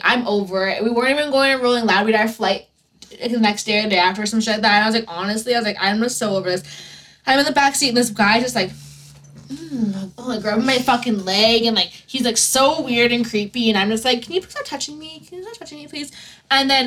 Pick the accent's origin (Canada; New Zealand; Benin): Canada; we're from Canada